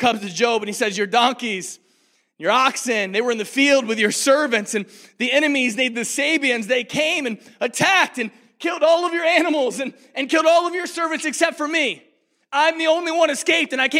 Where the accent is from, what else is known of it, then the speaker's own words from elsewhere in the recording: Rockford, Illinois, United States; also born or lived in Lynchburg, Virginia; to Rockford, Illinois, where I grew up.